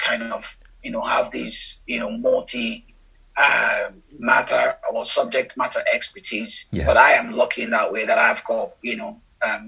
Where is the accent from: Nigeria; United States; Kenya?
Nigeria; moved away as an adult; now in United Kingdom; growing up in Nigeria, you know, and looking at, you know, some of the environmental problems, particularly in the Niger Delta region of the country, where which is quite close to where I grew up